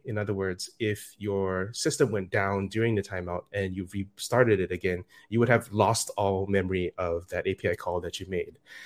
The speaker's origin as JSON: {"language": "English", "country": "Singapore", "said": "I'm from Singapore."}